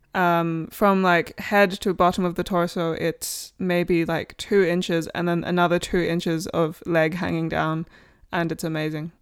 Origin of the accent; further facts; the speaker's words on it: Australia; now in United Kingdom; I'm Australian